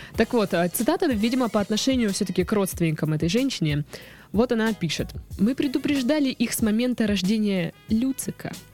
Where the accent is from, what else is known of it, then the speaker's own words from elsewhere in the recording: Krasnodar, Krasnodar Krai, Russia; у нас э, в Краснодаре сейчас